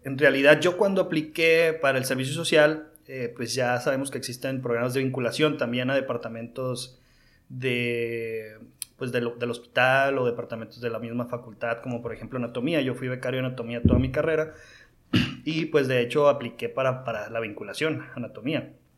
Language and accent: Spanish; Mazatlán, Sinaloa, Mexico; yo soy originario de Mazatlán, Sinaloa